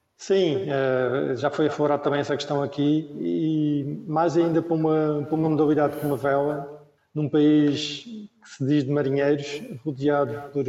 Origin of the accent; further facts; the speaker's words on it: Madeira, Portugal; nasci no sítio certo, na, na, altura certa, que eu sou da Ilha da Madeira, nasci aqui